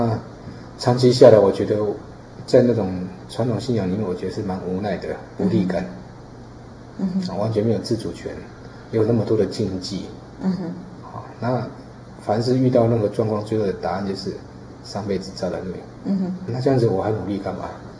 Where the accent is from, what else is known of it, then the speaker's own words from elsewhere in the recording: Taiwan; 因为我在四号公园长大哈。